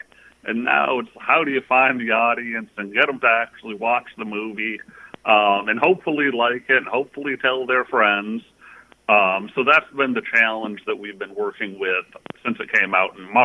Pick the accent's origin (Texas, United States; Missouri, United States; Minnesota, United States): Minnesota, United States; Minneapolis; we're all, like, the main producers, we're all from Minnesota, Minneapolis